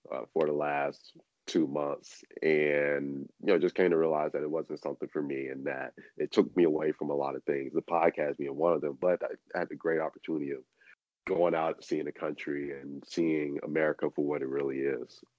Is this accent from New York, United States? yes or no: yes; New York City, New York, United States; being a New Yorker, I can.